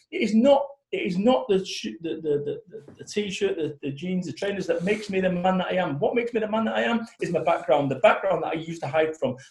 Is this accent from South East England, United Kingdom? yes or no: no; Manchester, North West England, United Kingdom; I'm from Manchester